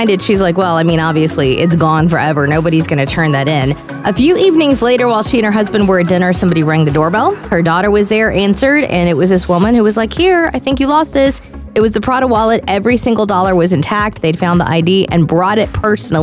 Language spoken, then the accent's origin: English; Houston, Texas, United States; moved away; also born or lived in Visalia, California; I grew up in Houston, Texas